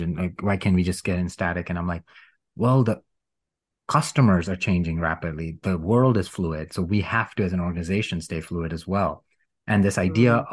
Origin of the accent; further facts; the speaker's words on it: India; moved away; supremacy based culture, which I grew up in in India